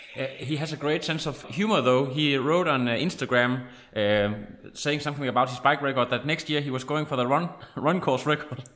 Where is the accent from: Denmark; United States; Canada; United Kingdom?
Denmark; we are from Denmark